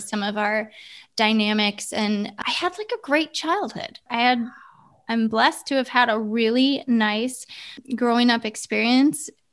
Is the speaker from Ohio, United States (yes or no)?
yes; Ohio, United States; moved away as an adult; now in California, United States; grew up in Ohio